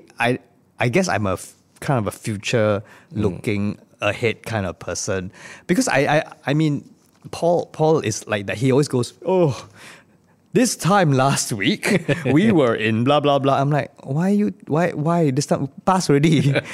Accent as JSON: {"language": "English", "country": "Singapore", "said": "It was a quick flashback look at our lives in Singapore as a Singaporean, a Singaporean in the world in general."}